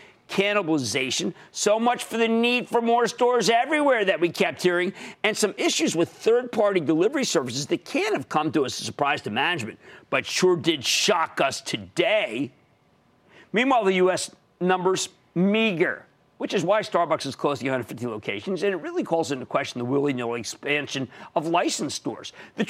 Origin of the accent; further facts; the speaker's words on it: New Jersey, United States; How about Stefano in my home state of New Jersey?